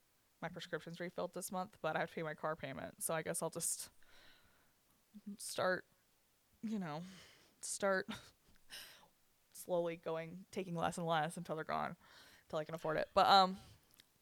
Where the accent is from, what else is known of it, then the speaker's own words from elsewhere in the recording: United States; I'm an American